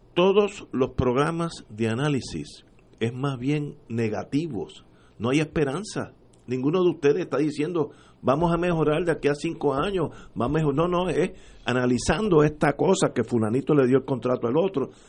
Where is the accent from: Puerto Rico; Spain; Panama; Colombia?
Puerto Rico; como puertorriqueño